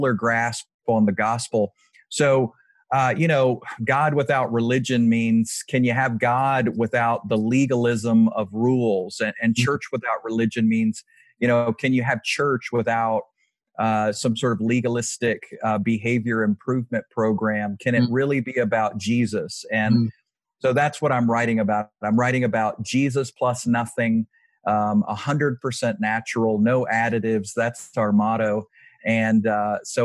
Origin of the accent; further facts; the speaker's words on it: Virginia, United States; now in Texas, United States; I grew up in Virginia, but I really, really love Texas, and I identify now as a Texan for sure.